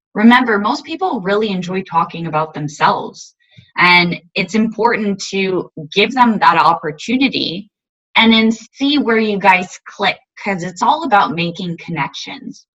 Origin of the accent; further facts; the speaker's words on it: Montreal, Quebec, Canada; now in Ottawa, Canada; I was born and raised in Montreal